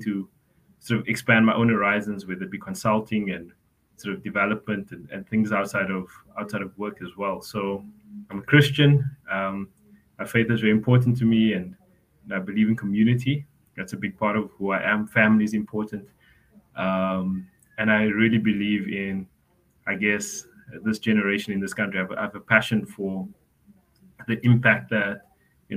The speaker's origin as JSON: {"language": "English", "town": "Cape Town", "region": "Western Cape", "country": "South Africa", "tie": "born or raised there", "said": "born, raised on the Cape Flats."}